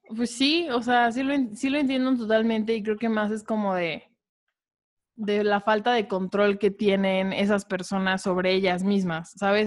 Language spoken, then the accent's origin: Spanish; Mexico City, Mexico; tengo 18 años, soy de la Ciudad de México